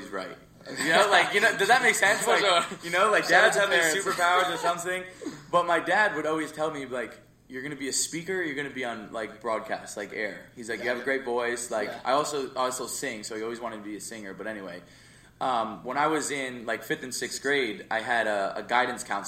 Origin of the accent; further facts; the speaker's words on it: Jersey Shore, New Jersey, United States; And then we moved to Jersey Shore. And so I spent the majority of my life, I'm 22. I spent all of high school, all of my school in Jersey Shore